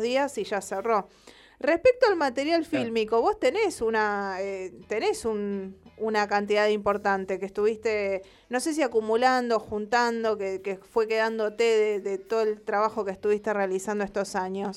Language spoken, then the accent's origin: Spanish; Rosario, Santa Fe, Argentina; uno como rosarino